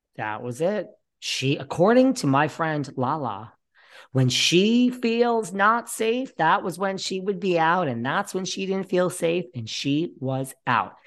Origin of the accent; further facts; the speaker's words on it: New York, United States; I'm from New York.